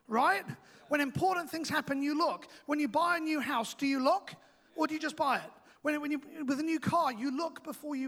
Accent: England, United Kingdom; now in New Zealand; I am also English

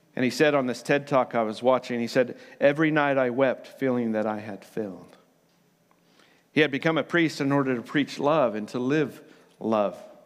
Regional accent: United States; now in New Zealand; So, I am from America originally, but Aotearoa is now my home.

